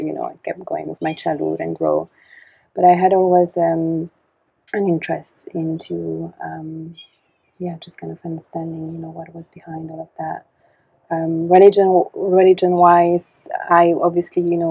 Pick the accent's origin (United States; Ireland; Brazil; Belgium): Belgium; also born or lived in Canada; I was born in Canada, and my parents are doctors, and so they went to Canada and to study, and so, but I was raised in Belgium, and in the countryside